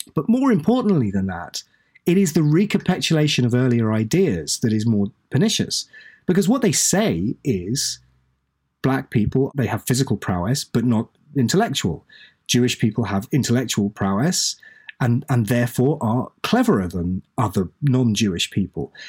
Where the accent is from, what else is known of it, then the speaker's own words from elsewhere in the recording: East Anglia, East of England, United Kingdom; I'm, I'm British. I was born in East Anglia.